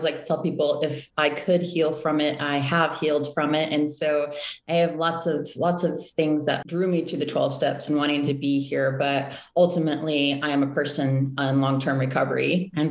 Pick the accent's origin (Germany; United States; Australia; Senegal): United States; Austin, Texas; I was born and raised right here in Austin, Texas.